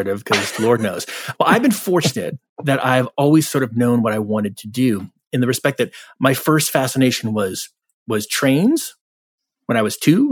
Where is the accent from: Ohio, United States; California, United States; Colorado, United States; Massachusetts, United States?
Massachusetts, United States; Wellesley; moved away as an adult; also born or lived in Syracuse, New York; now in Los Angeles, United States; I grew up in Wellesley, Massachusetts